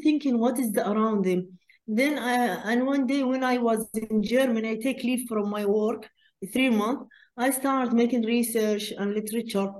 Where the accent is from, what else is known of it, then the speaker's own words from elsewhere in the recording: Qatar; we are from Qatar.